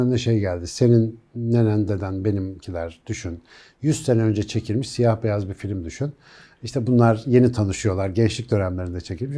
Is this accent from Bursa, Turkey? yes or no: no; Ankara, Turkey; Ankaralıyım ben. Ben küçükken de Melih Gökçek vardı.